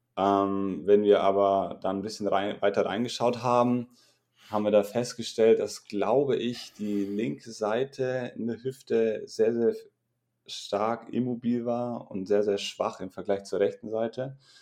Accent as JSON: {"language": "German", "town": "Regensburg", "region": "Bavaria", "country": "Germany", "said": "Ich komme aus Regensburg"}